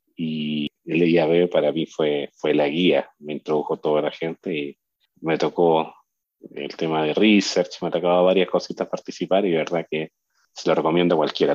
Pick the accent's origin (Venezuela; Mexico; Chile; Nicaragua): Chile; yo soy de Chile